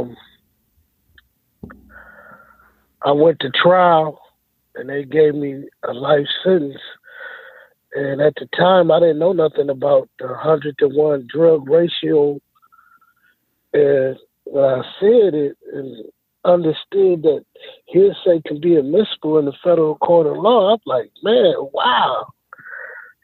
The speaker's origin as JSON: {"language": "English", "town": "Rockford", "region": "Illinois", "country": "United States", "tie": "born or raised there", "said": "I grew up in Rockford, Illinois, on the west side of Rockford. And I was living there all my life"}